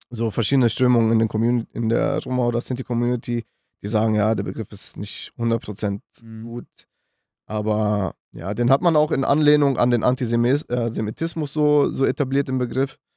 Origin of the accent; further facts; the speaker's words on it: North Macedonia; meine Familie habe ich gerade erzählt, wir kommen aus Mazedonien.